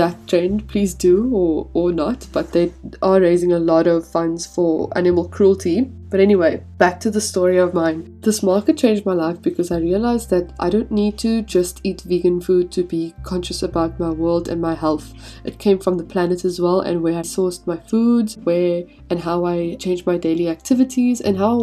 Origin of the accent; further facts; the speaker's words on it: South Africa; moved away as an adult; we grew up in South Africa